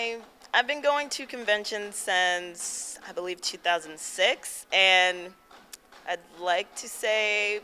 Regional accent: Silver Spring, Maryland, United States; I am from Silver Spring, Maryland.

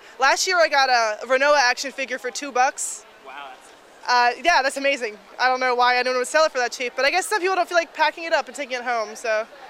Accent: Maryland, United States; I'm from Maryland

